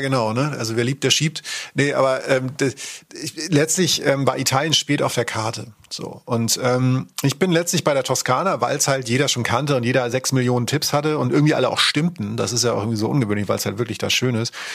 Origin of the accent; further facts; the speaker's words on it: Schleswig-Holstein, Germany; Bei uns war es tatsächlich dann durch die Nähe in Schleswig-Holstein eher Skandinavien